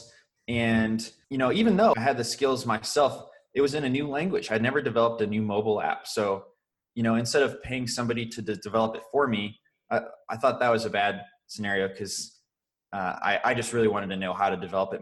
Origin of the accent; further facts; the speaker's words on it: St. Louis, Missouri, United States; now in Indianapolis, United States; I grew up in St. Louis, Missouri, and I currently live in Indianapolis, Indiana